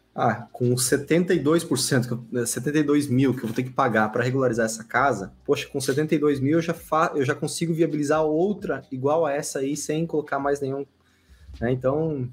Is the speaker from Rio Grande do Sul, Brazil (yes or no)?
no; west of Santa Catarina, Brazil; lá onde eu, onde eu nasci, lá com essa temperatura